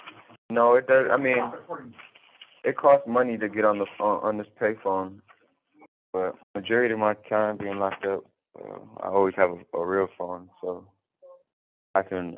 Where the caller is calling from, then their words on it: Warren Correctional Institution, Ohio, United States; I'm calling from Warren Correctional Institution, state of Ohio.